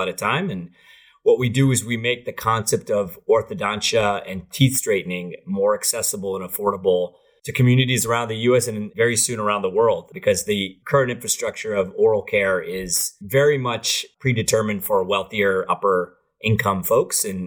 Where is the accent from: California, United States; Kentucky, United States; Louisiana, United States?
California, United States; Saratoga; also born or lived in Berkeley, California / Mumbai, India; I was born and raised in Saratoga